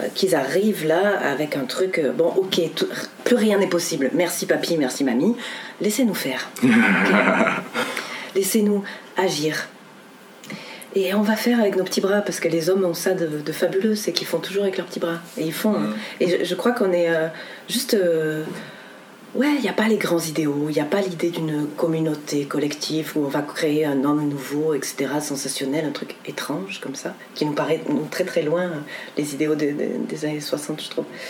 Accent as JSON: {"language": "French", "country": "France", "said": "en tant que français"}